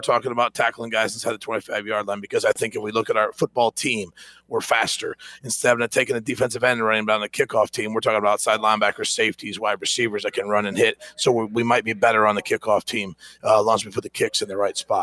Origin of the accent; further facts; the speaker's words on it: Ohio, United States; moved away as an adult; now in Greenville, United States; My family and I are like, hey, we're from Ohio